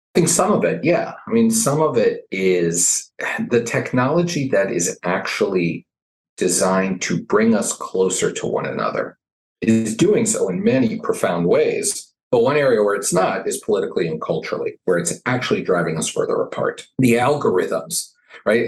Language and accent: English; Southern Arizona, United States; moved away as an adult; now in Washington, D.C., United States; I grew up in Southern Arizona